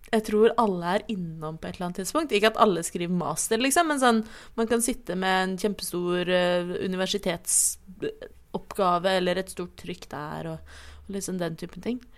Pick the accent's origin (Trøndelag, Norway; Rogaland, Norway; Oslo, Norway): Oslo, Norway; Jeg er 27 år gammel. Jeg blir 28 om ikke altfor lenge. Eh, jeg er fra Oslo. Jeg bruker også hen-pronomen, er ikke-binær og panseksuell.